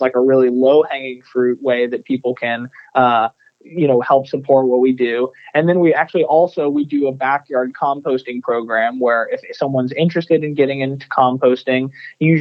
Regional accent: Texas, United States; growing up in Texas, you know, reading Texas textbooks

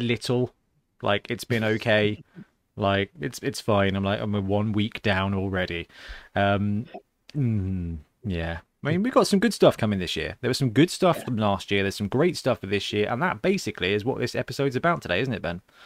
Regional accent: United Kingdom; we're British geeks

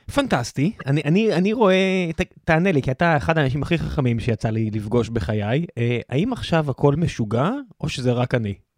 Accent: Israel

